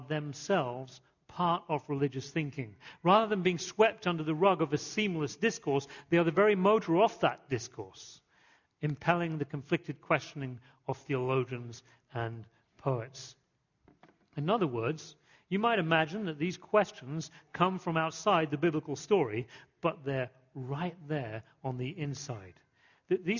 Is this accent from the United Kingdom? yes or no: yes; England, United Kingdom; moved away; growing up in England